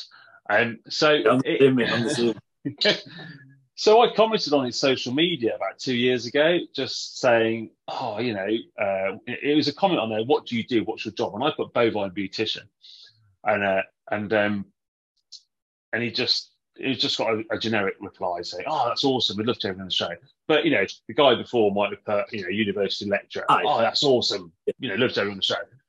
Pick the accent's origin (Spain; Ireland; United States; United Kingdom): United Kingdom; Warwickshire, West Midlands; moved away as an adult; also born or lived in New Zealand; growing up in Warwickshire